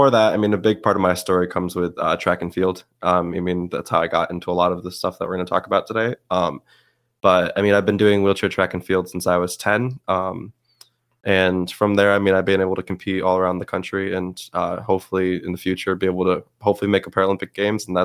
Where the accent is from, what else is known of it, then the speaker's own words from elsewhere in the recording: Westmoreland, New York, United States; also born or lived in Syracuse, New York / Hudson Falls, New York / Watertown, New York; I also moved from there to Watertown, but then uh, I lived the majority of my life in um, Westmoreland or Rome, New York.